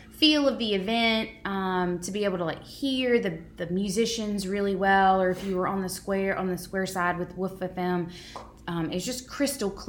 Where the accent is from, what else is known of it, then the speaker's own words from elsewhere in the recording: Southeast Louisiana, United States; I'm from Southeast